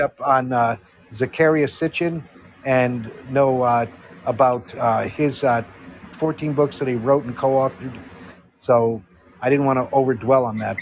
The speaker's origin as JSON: {"language": "English", "country": "Netherlands", "tie": "born or raised there", "also_born_or_lived": "Connecticut, United States / California, United States", "moved": "as an adult", "said": "And I grew up in the Netherlands. Uh, I went to high school there in 1969 to 1973."}